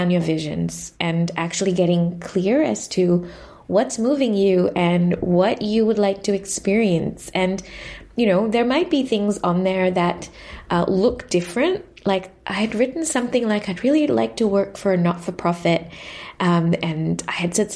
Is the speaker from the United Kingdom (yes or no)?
no; Sri Lanka; moved away as an adult; now in Melbourne, Australia; I was born and raised in Sri Lanka and spent most of my years in Sri Lanka before coming to Melbourne for university